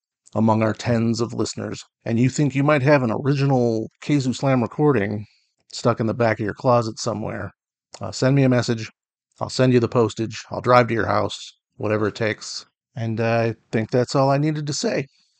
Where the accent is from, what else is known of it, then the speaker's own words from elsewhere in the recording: Kalamazoo, Michigan, United States; I was born and raised in Kalamazoo, Michigan.